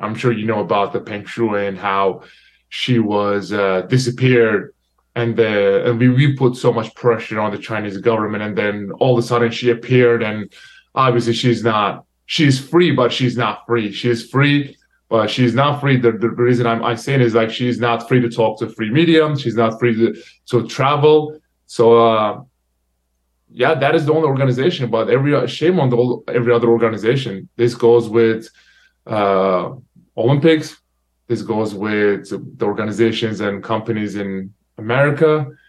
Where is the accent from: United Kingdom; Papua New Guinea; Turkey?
Turkey; now in United States; my home country Turkey